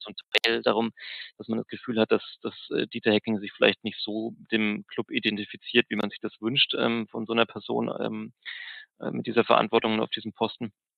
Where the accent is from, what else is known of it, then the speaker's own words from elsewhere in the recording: Nuremberg, Bavaria, Germany; ich bin in Nürnberg geboren